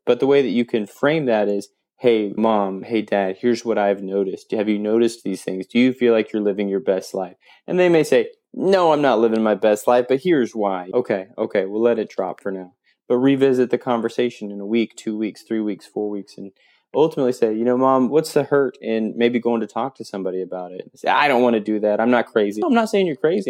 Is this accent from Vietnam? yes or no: no; Fort Smith, Arkansas, United States; I grew up in Fort Smith, so if anybody knows where that's at, it's on the Arkansas Oklahoma line.